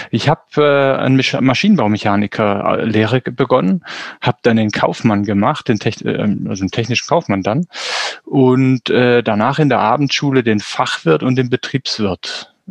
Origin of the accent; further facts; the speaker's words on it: Swabia, Baden-Württemberg, Germany; also born or lived in North Rhine-Westphalia; now in Kappel-Grafenhausen, Germany; ich bin im Schwabenland groß geworden, gebürtig aus Nordrhein-Westfalen